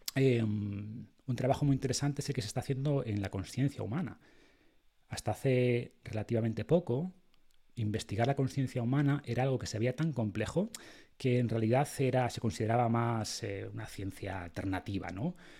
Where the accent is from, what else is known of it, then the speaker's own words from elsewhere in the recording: Spain; creemos en Dios porque nacimos en España